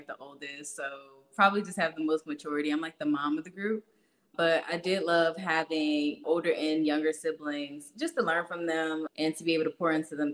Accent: Hightstown, New Jersey, United States; moved away as an adult; also born or lived in Trenton, New Jersey / Pennsylvania; now in Virginia, United States; I was raised in Hightstown, which is like the Princeton area

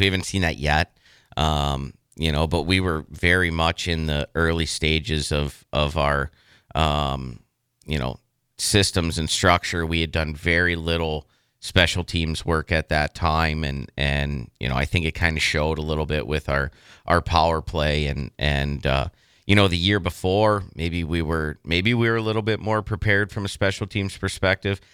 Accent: Youngstown, Ohio, United States; now in Lincoln, United States; I'm from Youngstown. I've coached the Phantoms. My whole family's there

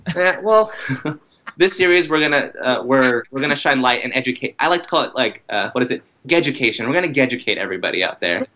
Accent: Texas, United States; moved away as an adult; also born or lived in Brooklyn, New York; now in New York City, United States; I'm from Texas

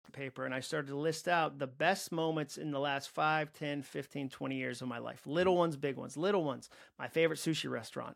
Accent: Massachusetts, United States; I grew up in Massachusetts

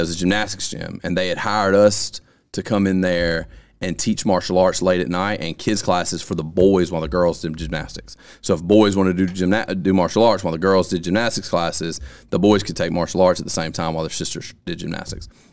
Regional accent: Vernon, Alabama, United States; I'm from Lamar County, which I'm from Vernon, and I moved here

